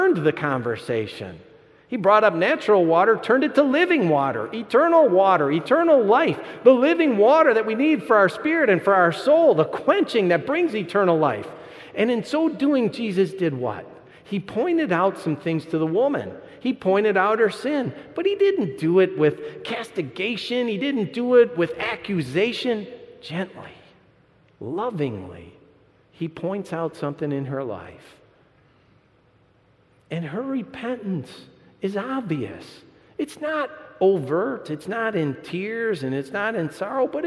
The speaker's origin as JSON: {"language": "English", "region": "Michigan", "country": "United States", "said": "I'm from Michigan, too"}